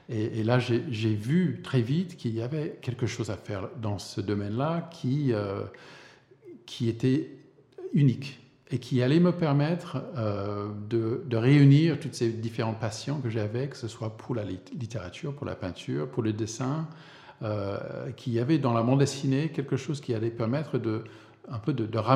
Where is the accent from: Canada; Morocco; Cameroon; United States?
United States; Vermont; French is a second language; moved away as an adult; also born or lived in Paris, France; je suis né aux États-Unis, euh, dans le Vermont.